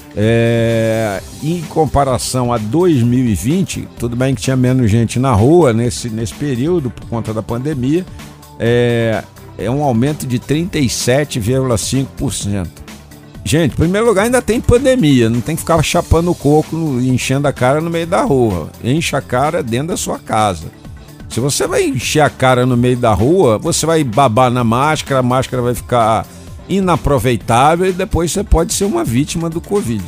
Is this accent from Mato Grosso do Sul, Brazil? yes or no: no; Rio de Janeiro, Brazil; now in Brasília, Brazil; O Rio de Janeiro, cidade onde eu nasci